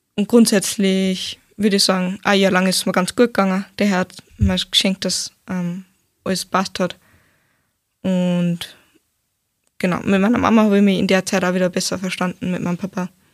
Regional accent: Steyr, Upper Austria, Austria; ich bin aus Steyr, ähm, 19 Jahre

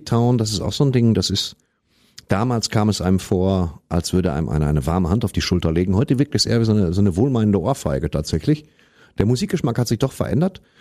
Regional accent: West Germany, Germany; ich komme aus dem Westen

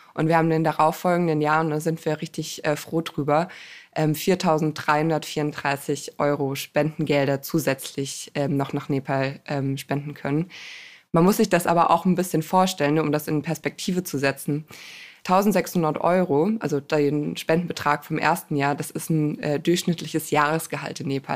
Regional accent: Germany; ich bin selber im Rhein-Gemeingebiet groß geworden

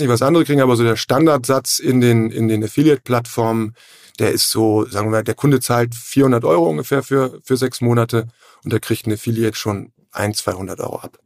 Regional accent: Hamburg, Germany; moved away as an adult; also born or lived in Flensburg; ich komme auch aus Hamburg, äh, Hamburg-Rahlstedt

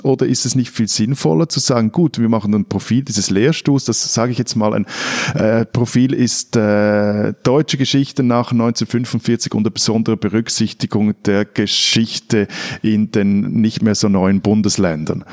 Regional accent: Switzerland; als Schweizer

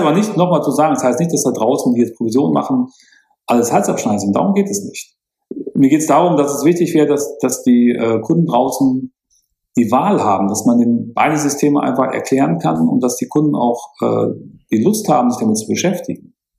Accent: Münster, North Rhine-Westphalia, Germany; now in Munich, Germany; bei uns in Münster

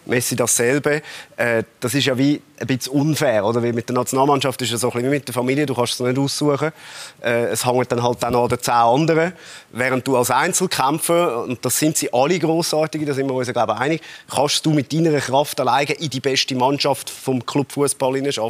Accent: Zurich, Switzerland; so sind wir Zürcher

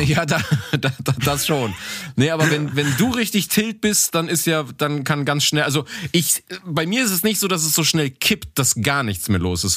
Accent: Cologne, North Rhine-Westphalia, Germany; accent: Kölsch; now in Munich, Germany; wenn ich den Kölschen Dialekt höre, dass ich, da ich das ja mit Heimat verbinde

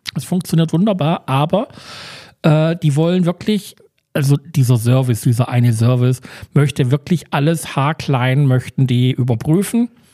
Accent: Germany; wir sind Deutsche

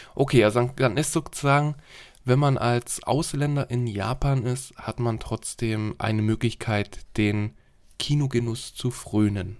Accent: Germany; bei uns in Deutschland

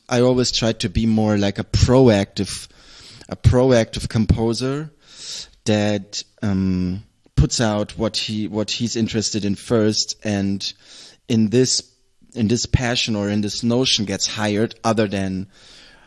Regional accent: Southern Germany, Germany; moved away; also born or lived in Nuremberg / Essen / Berlin; the environment that I grew up with in Southern Germany is heavily consists of nature

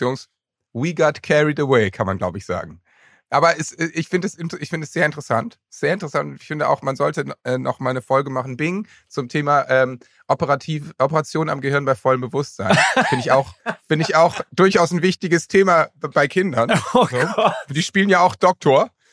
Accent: Lower Saxony, Germany; ich komme ja aus Niedersachsen

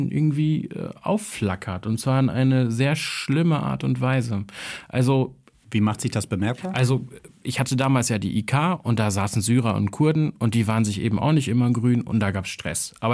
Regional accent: Kosovo; ich als Kosovare, der jetzt irgendwie sich nicht als besonders nationalstolz, sondern eher als tolerant bezeichnen würde

